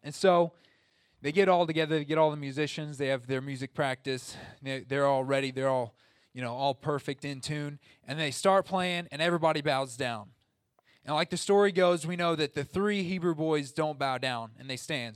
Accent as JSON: {"language": "English", "region": "Southern Illinois", "country": "United States", "said": "I'm from Southern Illinois"}